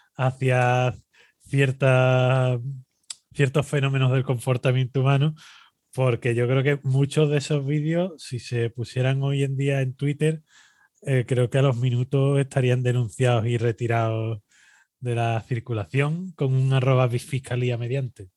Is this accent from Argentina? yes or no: no; Spain; nosotros ya sabemos cómo somos los españoles